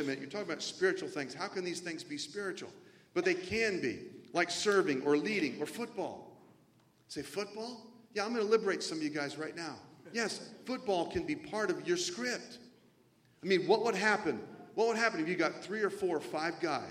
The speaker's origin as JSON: {"language": "English", "region": "the South", "country": "United States", "tie": "born or raised there", "said": "I grew up in the South mostly."}